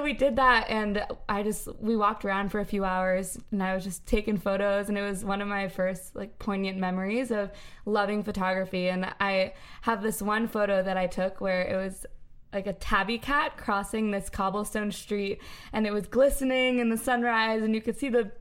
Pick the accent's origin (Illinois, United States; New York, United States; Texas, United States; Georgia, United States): New York, United States; Merrick; I'm from Merrick, which is also the hometown of these beautiful ladies